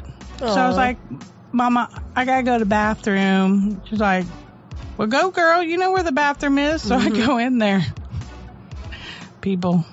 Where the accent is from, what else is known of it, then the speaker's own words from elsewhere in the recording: St. Louis, Missouri, United States; I grew up in St. Louis